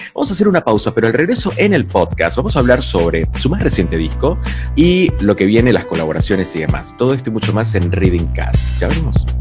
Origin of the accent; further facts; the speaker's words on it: Venezuela; en Venezuela, mi país natal